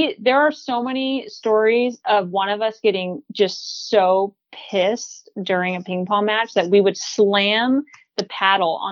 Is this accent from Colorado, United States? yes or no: no; Northern California, United States; born or raised there; moved away as an adult; now in Portland, United States